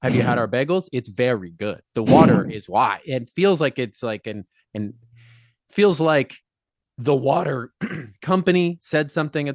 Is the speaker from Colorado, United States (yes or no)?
yes; Colorado, United States; moved away as an adult; now in New York City, United States; I grew up in Colorado. Lived there till I was 22.